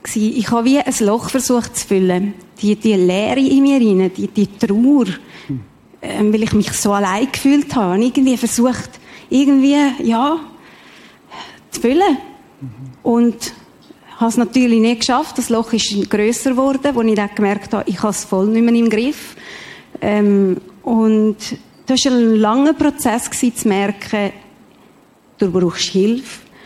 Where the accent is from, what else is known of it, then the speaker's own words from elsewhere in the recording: Mexico; now in Switzerland; ich bin in Mexiko geboren